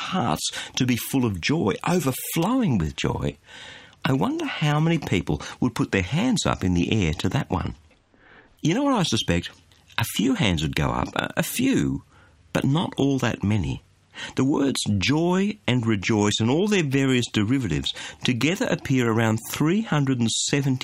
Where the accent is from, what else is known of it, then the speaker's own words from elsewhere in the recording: Australia; as an Aussie